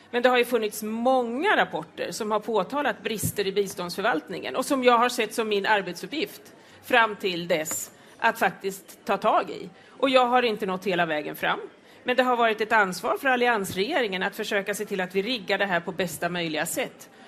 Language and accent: Swedish; Östergötland, Sweden; Jag kommer från Östergötland och har en plats i riksdagen.